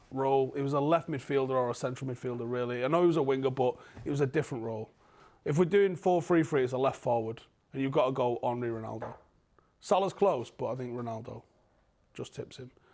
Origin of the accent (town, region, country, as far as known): Manchester, North West England, United Kingdom